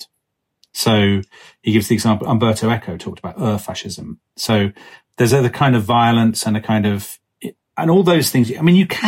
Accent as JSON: {"language": "English", "country": "United Kingdom", "said": "as a Brit in the 1990s"}